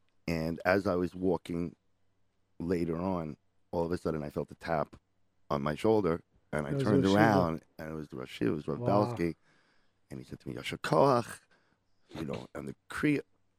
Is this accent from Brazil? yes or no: no; Israel; moved away as an adult; now in United States; I grew up in Eretz Yisrael. And when I first came back to America